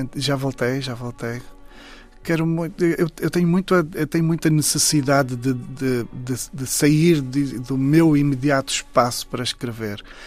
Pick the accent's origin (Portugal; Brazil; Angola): Angola; Saurimo, Lunda Sul; moved away; Saurim, que é exatamente a terra onde eu nasci